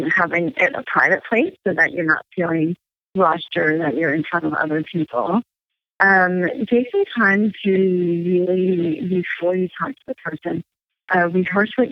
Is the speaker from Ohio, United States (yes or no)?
no; California, United States; now in East Coast, United States; I grew up in California